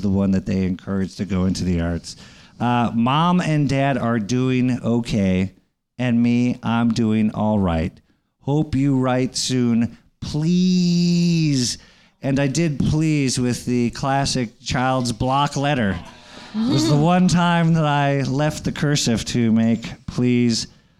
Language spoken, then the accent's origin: English; Hawaii, United States; born there; When I was born in Hawaii, and it was before it became like the hip, cool place.